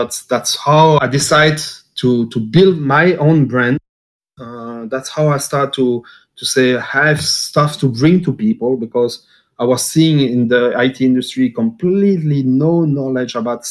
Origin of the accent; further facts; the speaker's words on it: Belgium; moved away as an adult; also born or lived in Japan / Dubai / Ukraine; originally I'm from Belgium